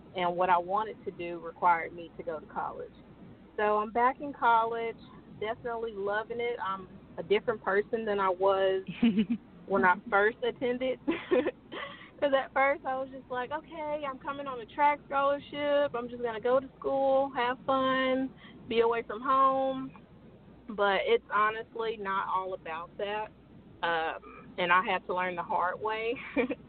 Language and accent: English; Chicago, Illinois, United States; moved away; Growing up in Chicago